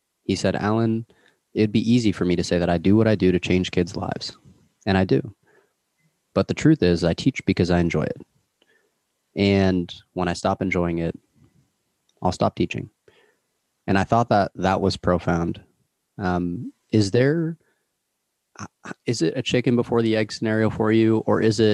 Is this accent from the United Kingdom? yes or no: no; Toronto, Ontario, Canada; I'm from Toronto